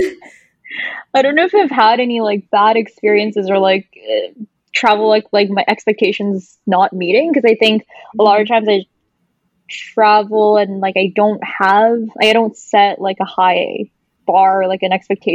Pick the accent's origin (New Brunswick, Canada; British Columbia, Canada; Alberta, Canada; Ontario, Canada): British Columbia, Canada; Vancouver; moved away as an adult; growing up in Vancouver all my life